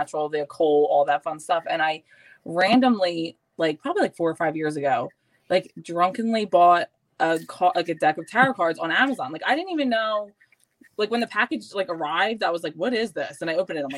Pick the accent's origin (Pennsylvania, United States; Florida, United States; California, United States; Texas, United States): Pennsylvania, United States; Philadelphia; I lived all over Northeast